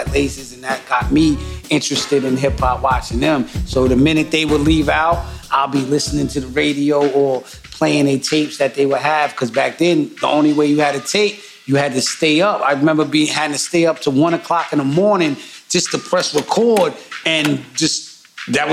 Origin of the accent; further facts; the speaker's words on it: New York City, New York, United States; I was born in Staten Island, New York